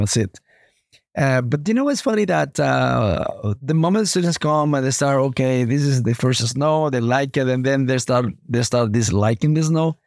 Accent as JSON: {"language": "English", "country": "Honduras", "tie": "born or raised there", "also_born_or_lived": "United States / Toronto, Canada", "moved": "as an adult", "lives_now": "Canada", "said": "I was, um, born in Honduras, Latin America"}